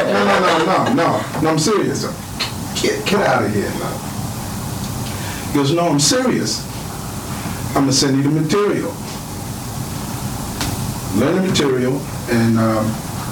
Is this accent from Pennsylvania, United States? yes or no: yes; Philadelphia, Pennsylvania, United States; I'm from Philadelphia, and I played around with all the Philadelphia cats